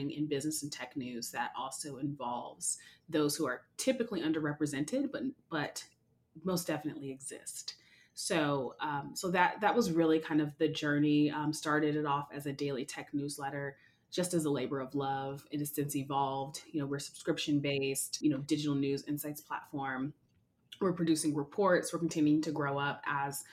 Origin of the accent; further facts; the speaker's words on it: Seattle, Washington, United States; born and bred in Seattle around the Microsofts and Amazons